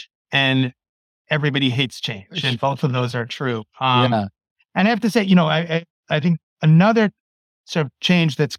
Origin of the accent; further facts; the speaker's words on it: New York City, New York, United States; moved away; I grew up in New York City